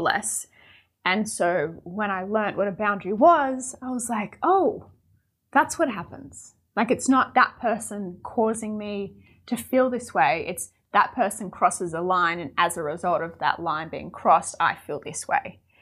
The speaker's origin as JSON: {"language": "English", "country": "Australia", "said": "I'm from Australia"}